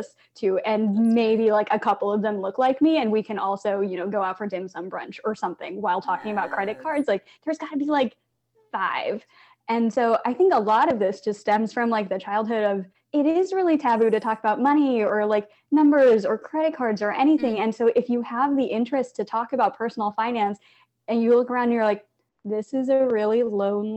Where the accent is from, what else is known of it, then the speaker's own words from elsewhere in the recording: Blue Springs, Missouri, United States; growing up in Blue Springs, Missouri, as like an Asian math nerd